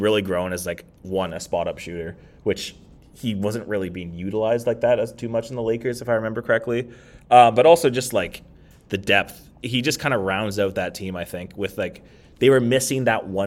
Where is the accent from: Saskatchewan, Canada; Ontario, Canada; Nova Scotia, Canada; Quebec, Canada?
Ontario, Canada; Kitchener; I'm from Kitchener-Waterloo